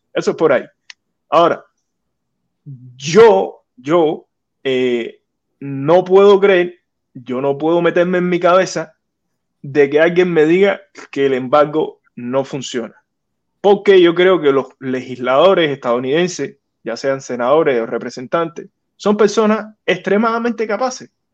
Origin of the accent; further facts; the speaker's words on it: Cuba; moved away as an adult; now in United States; como ciudadano de Cuba, que nací en Cuba